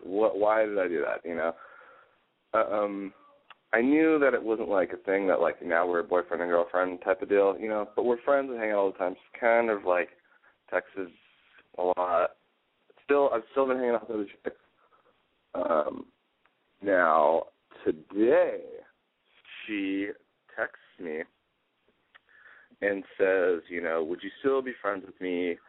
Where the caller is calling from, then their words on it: Las Vegas, Nevada, United States; I am calling from Las Vegas, and I live in Los Angeles.